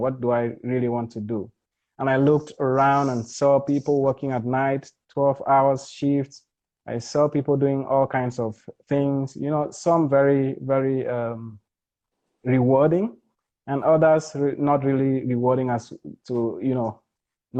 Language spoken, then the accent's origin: English; Bamenda, North-West Region, Cameroon; now in Louisville, United States; a Cameroonian. I'm originally from Bamenda.